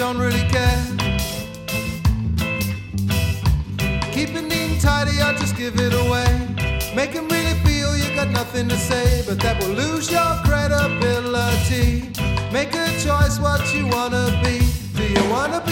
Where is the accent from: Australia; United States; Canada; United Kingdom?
United Kingdom; Egham, South East England; moved away; I'm from Egham in Surrey.